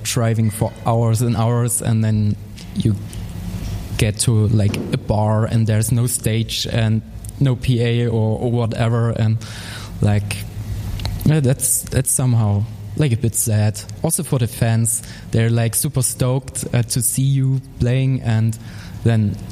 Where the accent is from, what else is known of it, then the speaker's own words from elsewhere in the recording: Dresden, Saxony, Germany; in Dresden, in my hometown